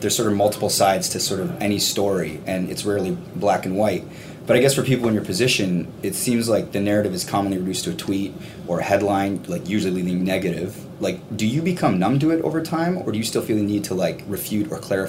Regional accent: Hamilton, Ontario, Canada; We're from Hamilton, Ontario

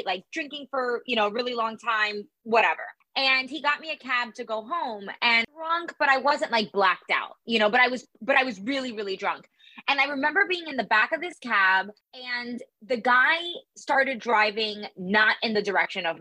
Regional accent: Miami, Florida, United States; I'm from Miami

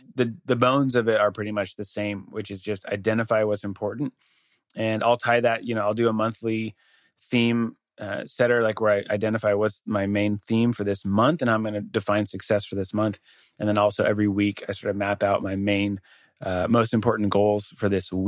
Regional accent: Denver, Colorado, United States; moved away; I'm from Denver originally.

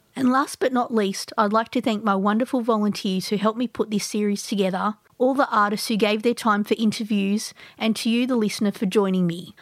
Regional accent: Sydney, New South Wales, Australia; now in Melbourne, Australia; I grew up in Sydney

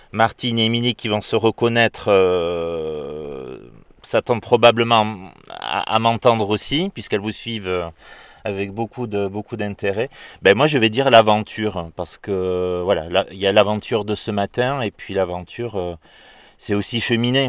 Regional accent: Dax, Nouvelle-Aquitaine, France; now in Bordeaux, France; moi je suis né pas très loin d'ici, à Dax.

